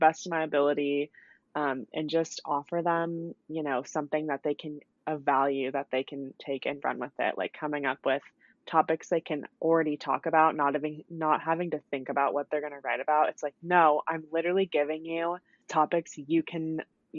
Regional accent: California, United States; I grew up in California

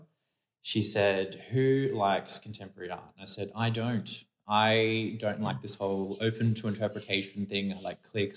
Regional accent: Brisbane, Queensland, Australia; now in Sydney, Australia; I'm from Queensland, from Brisbane

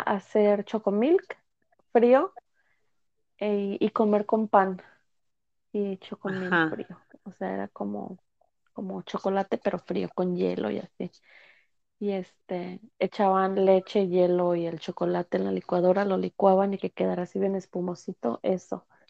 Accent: United States; also born or lived in Mexico; yo la verdad crecí acá en Estados Unidos

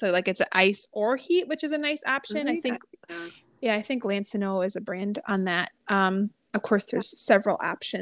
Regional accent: New England, United States; moved away; I'm actually originally from New England area

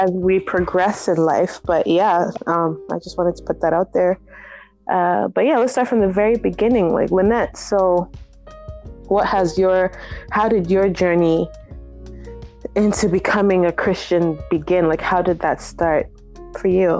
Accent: Nigeria; moved away; I was brought up in Nigeria

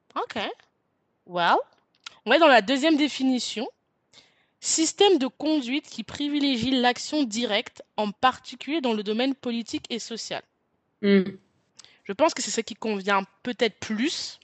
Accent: France; je suis française

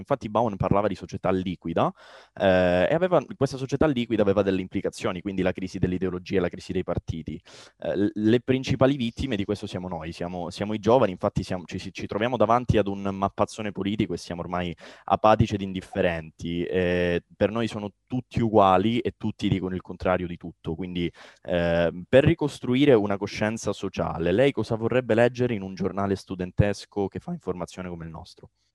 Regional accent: Calabria, Italy; Io sono calabrese

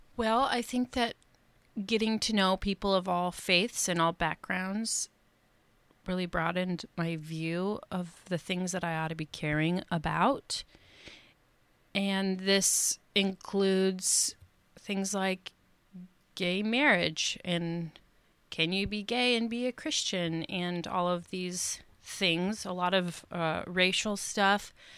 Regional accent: Seattle, Washington, United States; I was born and raised in Seattle, and now I live in the suburbs

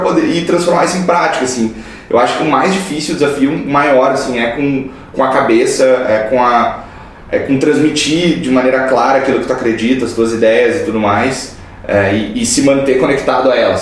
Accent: Montenegro, Rio Grande do Sul, Brazil; eu sou de Montenegro, uma cidade pequena, é, perto de Porto Alegre, tem 60 mil habitantes.

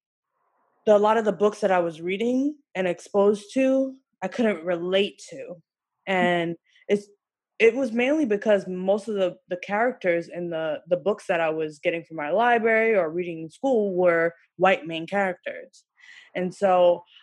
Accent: New York, United States; I'm from New York originally

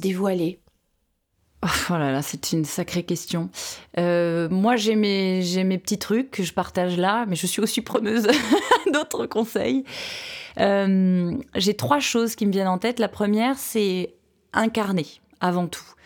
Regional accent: France; chez nous à Aix

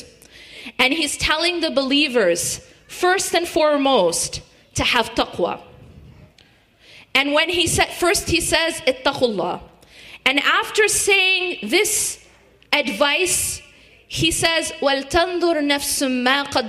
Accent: Madison, Wisconsin, United States; I grew up in Madison, Wisconsin

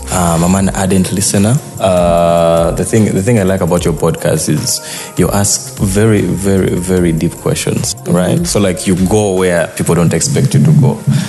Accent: Kampala, Central Region, Uganda; first language Lango; English is a second language; also born or lived in Lira, Uganda; I think I moved when I was still young, because I was born in Lira, but most of my childhood was in Kampala.

